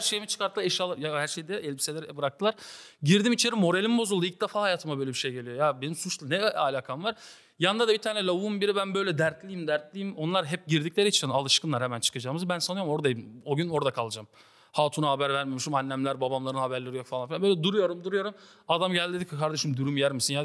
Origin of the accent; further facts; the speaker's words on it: Siirt, Siirt Province, Turkey; Siirtliyim bu arada arkadaşlar. Afgan diyorlar, Afgan değilim ben.